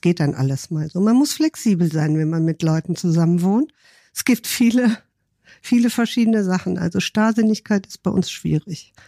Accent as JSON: {"language": "German", "region": "Rhineland", "country": "Germany", "moved": "as an adult", "lives_now": "Hamburg, Germany", "said": "Ich komme aus dem Rheinland"}